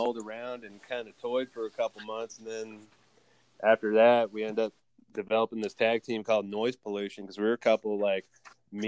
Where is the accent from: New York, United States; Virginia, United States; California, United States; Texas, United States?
Virginia, United States; Virginia Beach; also born or lived in North Carolina; I was originally from Virginia Beach.